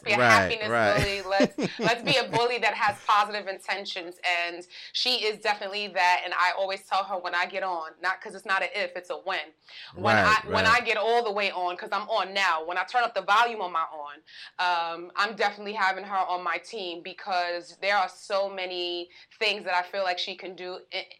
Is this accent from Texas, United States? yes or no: no; New York, United States; I'm a New Yorker. I'm a Bronx New Yorker. I'm a Harlem New Yorker. I'm a Brolin girl. That's the hybrid of Bronx and Harlem.